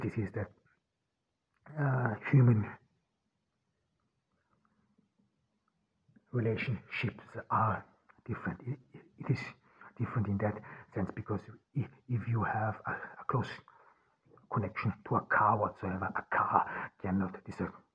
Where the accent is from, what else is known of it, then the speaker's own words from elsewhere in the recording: Austria; I grew up in Austria on the countryside.